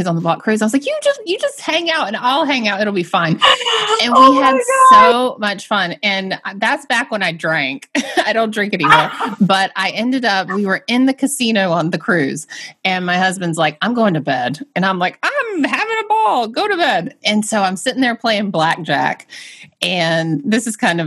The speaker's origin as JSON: {"language": "English", "town": "Atlanta", "region": "Georgia", "country": "United States", "also_born_or_lived": "the South", "moved": "as an adult", "lives_now": "Boston, United States", "said": "I'm from Atlanta"}